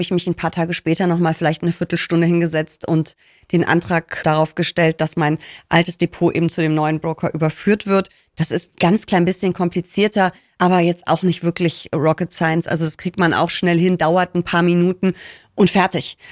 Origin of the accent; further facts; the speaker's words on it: Rhineland, Germany; ich spreche sie, glaube ich, mit S, aber ich bin Rheinländerin. Wir hauen da überall ein S rein